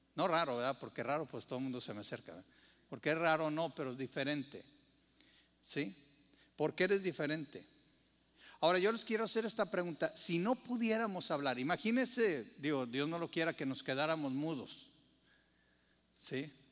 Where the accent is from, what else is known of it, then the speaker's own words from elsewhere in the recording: Mexico; como mexicano